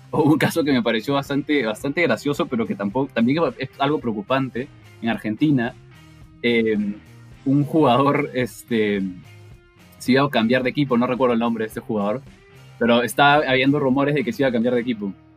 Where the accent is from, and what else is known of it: Peru